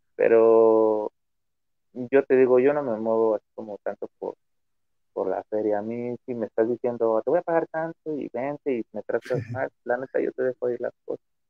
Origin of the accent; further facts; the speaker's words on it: Mexico; Como mexicano